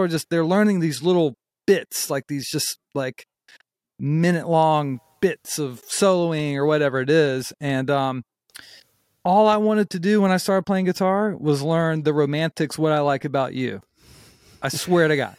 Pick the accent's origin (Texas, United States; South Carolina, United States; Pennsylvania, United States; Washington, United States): South Carolina, United States; North Myrtle Beach; also born or lived in Charlotte, North Carolina / Summerville, South Carolina; I was born in Charlotte, North Carolina, and then, you know, I grew up in North Myrtle Beach. And then when I was around, I guess a little blurry, I guess when I was around, like, eleven or twelve, we moved to Somerville